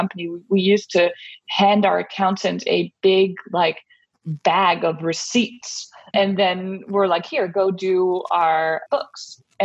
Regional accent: Denmark; moved away as an adult; now in United States; So I am originally from Denmark, where I grew up and I spent my childhood and also went to college

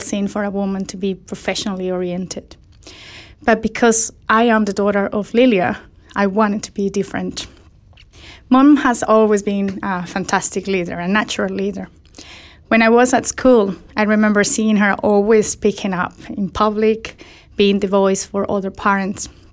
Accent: Colombia; in my home country

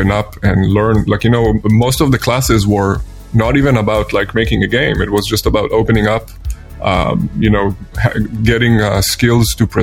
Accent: Israel; moved away as an adult; now in Vancouver, Canada; Originally, I'm from Israel

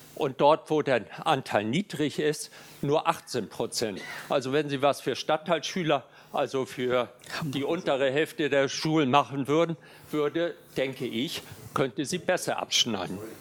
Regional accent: Hamburg, Germany; Ich komme aus Hamburg

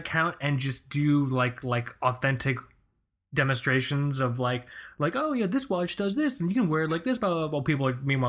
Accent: Key West, Florida, United States; I'm from South Florida, Key West.

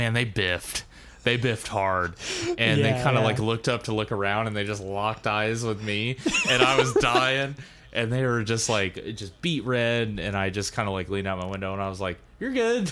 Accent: United States; as an American.

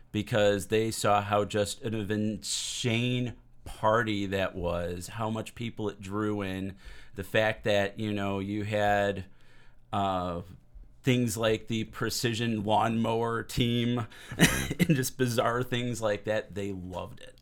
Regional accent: Hammond, Indiana, United States; also born or lived in Whiting, Indiana; I was born and raised in Hammond, Whiting area

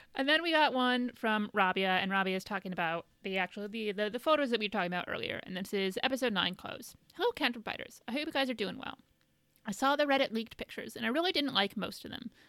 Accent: Indiana, United States; moved away; I'm from Indiana

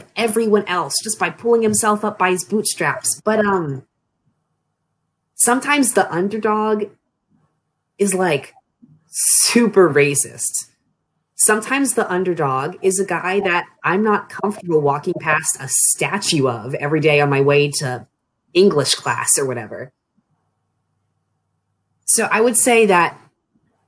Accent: Annapolis, Maryland, United States; moved away as an adult; now in Frostburg, United States; I'm from the Annapolis region of Maryland, but when I moved off to college, it was to Frostburg

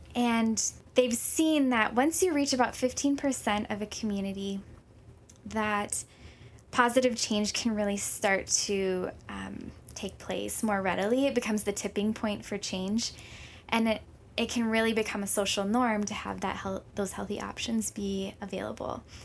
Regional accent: Minnesota, United States; moved away as an adult; also born or lived in Hawaii / Saint Paul, Minnesota; now in Honolulu, United States; when I was three, we ended up moving to Minnesota

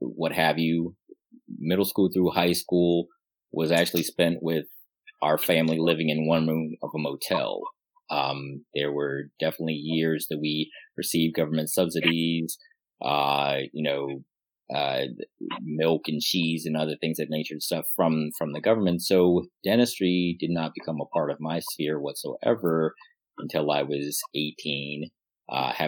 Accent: Colorado, United States; now in Pittsburgh, United States; I'm originally from Colorado

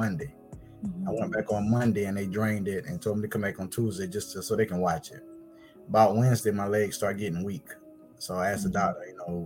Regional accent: Blackfoot, South Carolina, United States; I'm from Blackfoot, South Carolina

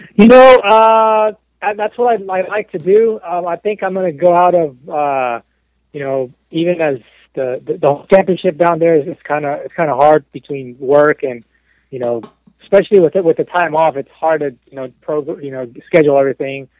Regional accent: Mexico; moved away; also born or lived in Texas; I'm born and raised in Mexico. I'm 100% Mexican, about as Mexican as you can get.

